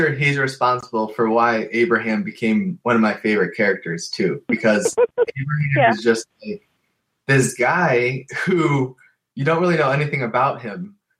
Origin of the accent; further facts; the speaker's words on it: Cleveland, Ohio, United States; I'm born and raised in Cleveland, Ohio.